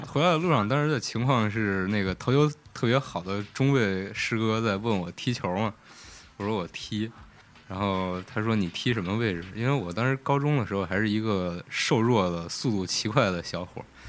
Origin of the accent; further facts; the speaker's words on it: Xi'an, Shaanxi, China; 作为一个西安人